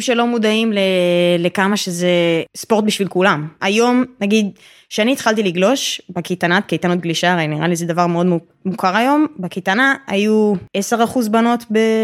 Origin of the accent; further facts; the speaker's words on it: Tel Aviv, Tel Aviv District, Israel; אני תל אביבית במקור